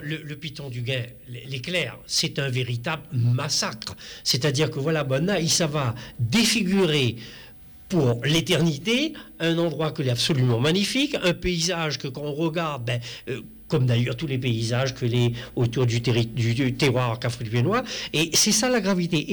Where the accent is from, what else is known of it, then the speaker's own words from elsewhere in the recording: Réunion; en tant que réunionnais